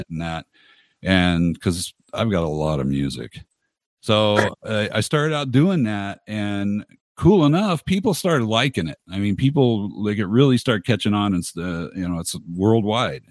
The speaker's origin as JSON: {"language": "English", "town": "Los Angeles", "region": "California", "country": "United States", "tie": "born or raised there", "said": "I grew up in Los Angeles."}